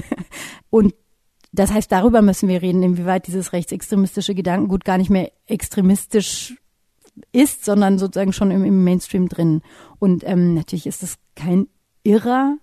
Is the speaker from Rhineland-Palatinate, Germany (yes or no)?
no; Nuremberg, Bavaria, Germany; auch wenn man hier geboren ist und aufgewachsen und sagt, man ist aus, in meinem Fall Nürnberg